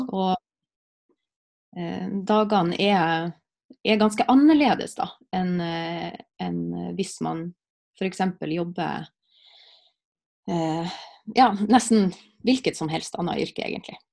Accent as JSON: {"language": "Norwegian", "town": "Alsvåg", "region": "Nordland", "country": "Norway", "tie": "born or raised there", "moved": "yes", "said": "Når jeg bodde hjemme i Alsvåg"}